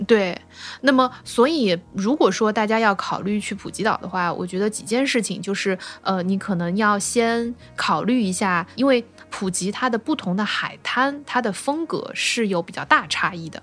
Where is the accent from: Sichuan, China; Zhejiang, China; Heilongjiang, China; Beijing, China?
Zhejiang, China; Zhoushan; 作为一个出生在舟山的人